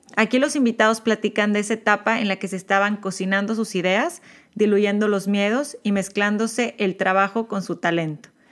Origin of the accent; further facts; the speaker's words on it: Monterrey, Nuevo León, Mexico; yo de Monterrey, México. Mis papás de Ciudad de México, fíjate, mucho más abiertos, pero yo como, como buena montana católica, creces